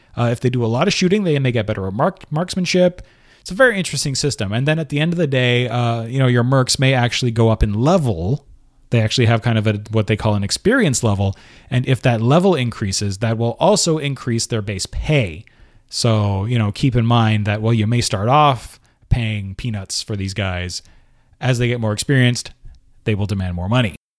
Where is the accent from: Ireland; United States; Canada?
Canada; Montreal, Quebec; located in Montreal, Canada, my hometown